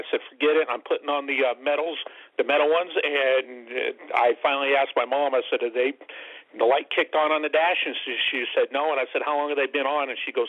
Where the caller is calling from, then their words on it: Julian, California, United States; I'm calling from Julian, California.